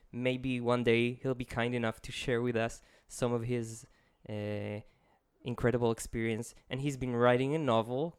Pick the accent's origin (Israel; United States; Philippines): Israel; accent: Israeli; English is a second language; my horrible Israeli accent